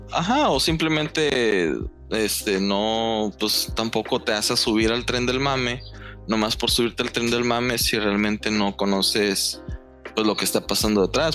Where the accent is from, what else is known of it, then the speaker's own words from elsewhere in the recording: northern Mexico, Mexico; yo soy de acá del norte